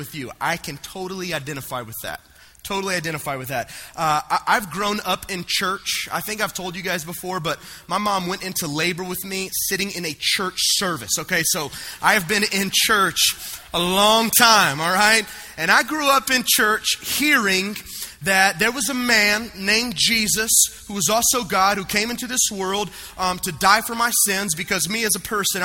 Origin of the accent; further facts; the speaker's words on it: the South, United States; I grew up right here in the South